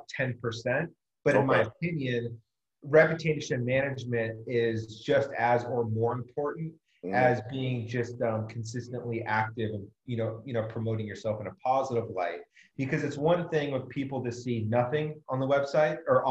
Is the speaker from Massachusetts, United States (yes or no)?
no; Southern California, United States; moved away as an adult; also born or lived in Chesapeake, Virginia / Norfolk, Virginia; now in Vancouver, Washington, United States; I grew up in Southern California. I lived there actually for about 18, 19 years